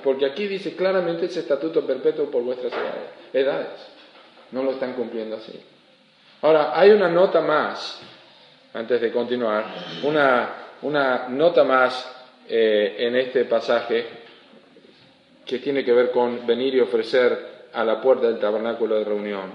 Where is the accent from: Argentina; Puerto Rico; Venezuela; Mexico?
Argentina; also born or lived in Uruguay; yo no soy uruguayo, yo soy argentino